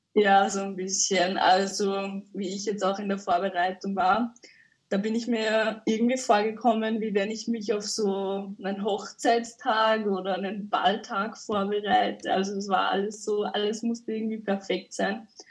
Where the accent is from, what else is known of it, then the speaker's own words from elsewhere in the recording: Upper Austria, Austria; Ich komme aus Oberösterreich.